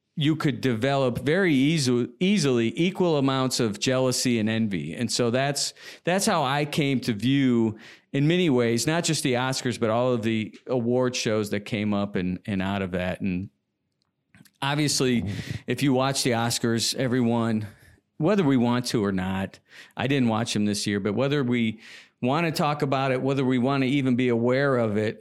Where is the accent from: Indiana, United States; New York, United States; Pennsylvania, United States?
Indiana, United States; Indianapolis; moved away as an adult; also born or lived in Los Angeles; being born and raised in Indiana